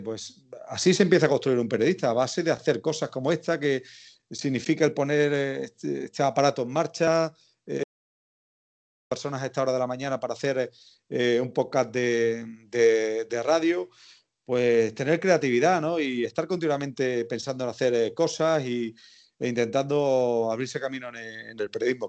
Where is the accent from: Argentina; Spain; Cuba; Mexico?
Spain; El Viso del Alcor, Andalusia; accent: Andalusian; tenía 16 años y la emisora local de mi pueblo, del Viso de Alcor en Sevilla, me quedaba al lado de casa